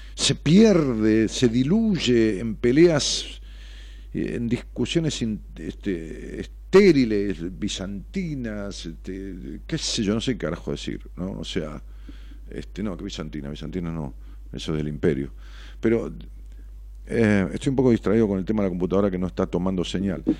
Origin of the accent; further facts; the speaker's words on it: Ramos Mejía, Buenos Aires Province, Argentina; muchos constructores de allá de mi pueblo, Ramos Mejía